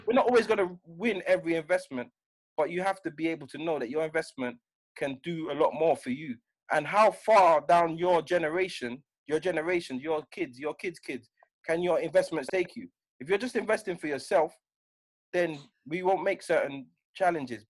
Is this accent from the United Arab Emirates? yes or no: no; United Kingdom; I'm British, but I'm British to Jamaican parents.